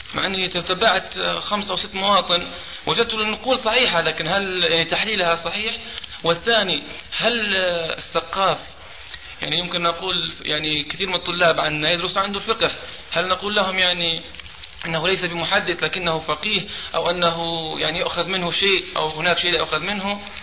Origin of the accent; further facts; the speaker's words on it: Libya; moved away; انا طالب ليبي هنا في الشريعه